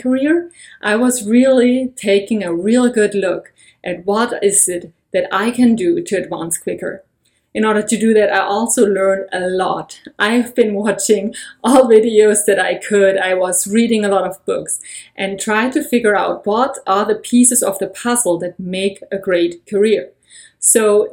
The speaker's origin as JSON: {"language": "English", "country": "Germany", "tie": "born or raised there", "moved": "as an adult", "lives_now": "United States", "said": "I have been born and raised in Germany, and I've been living in the US for over a year"}